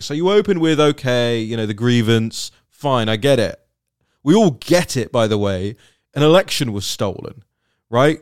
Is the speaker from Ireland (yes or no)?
no; United Kingdom; moved away; for somebody like me who will probably go back to live there at some point in my life, it's, it's my home country